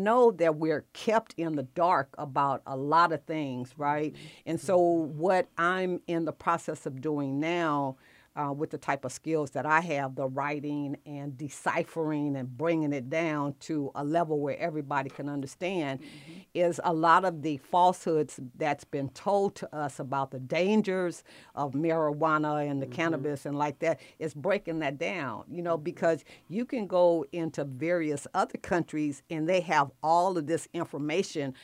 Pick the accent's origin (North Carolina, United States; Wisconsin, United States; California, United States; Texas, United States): California, United States; Los Angeles; now in Atlanta, United States; I'm born and raised in Watts, California